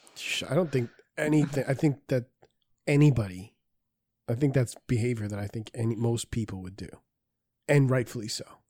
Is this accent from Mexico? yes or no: no; Peru; I'm Peruvian